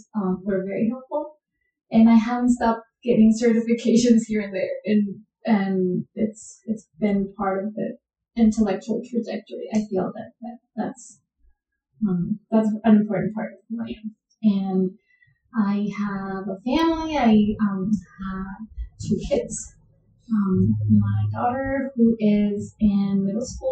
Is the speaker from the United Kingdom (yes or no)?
no; Colombia; moved away as an adult; now in United States; I was born and raised in Colombia. And then I came to the United States to pursue my degree in my master's degree